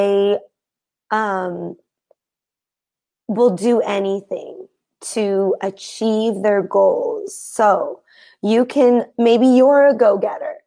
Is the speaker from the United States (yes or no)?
yes; United States; I am not from Romania. I am from the United States. I am American. But I actually have ancestry that is Romanian